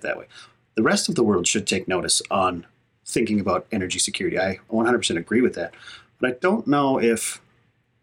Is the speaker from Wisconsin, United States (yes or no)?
yes; Hayward, Wisconsin, United States; moved away; I'm in northern Wisconsin, back into my hometown here in Hayward.